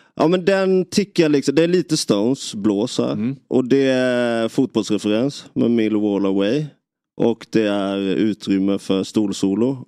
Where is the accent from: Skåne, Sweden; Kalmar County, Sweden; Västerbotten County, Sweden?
Kalmar County, Sweden; Nybro; man är hemma i Nybro